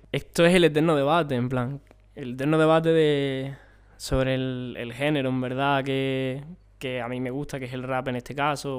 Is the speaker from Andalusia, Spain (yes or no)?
yes; Moguer, Andalusia, Spain; moved away as an adult; also born or lived in Mazagón; now in Granada, Spain; en Mazagón es donde estoy en verano plan, yo soy de Mogué